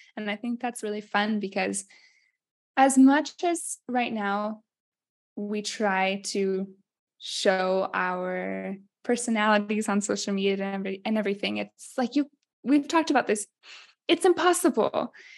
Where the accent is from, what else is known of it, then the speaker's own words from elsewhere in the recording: Ames, Iowa, United States; moved away as an adult; also born or lived in Minnesota / Rome, Italy; now in Città di Castello, Italy; I'm from Iowa